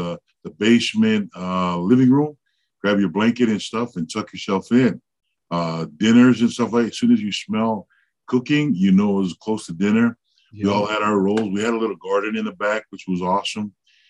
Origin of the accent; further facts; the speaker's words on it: Salt Lake City, Utah, United States; also born or lived in Pomona, California; I was born in Pomona, California. My parents were in transition coming from Laie while having their eye on moving with family to Salt Lake City. Mm-hmm. I was born, and then a few weeks later, my grandparents took me to Salt Lake, raised me in Salt Lake City.